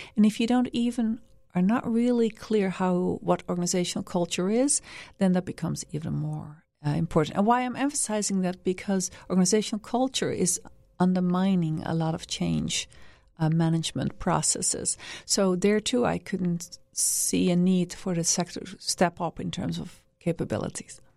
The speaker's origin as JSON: {"language": "English", "country": "Netherlands", "also_born_or_lived": "Washington, D.C., United States / Vietnam / Cambodia", "moved": "yes", "said": "I'm originally from the Netherlands"}